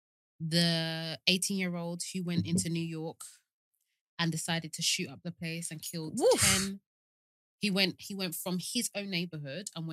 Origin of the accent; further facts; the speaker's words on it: Kent, South East England, United Kingdom; I'm from Kent. And where I grew up, just off the corner where the schools were, was a proper country area